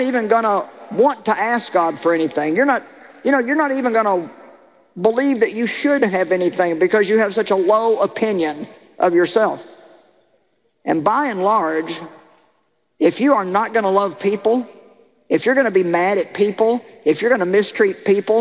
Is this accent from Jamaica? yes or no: no; Missouri, United States; I come from Missouri, the show me state.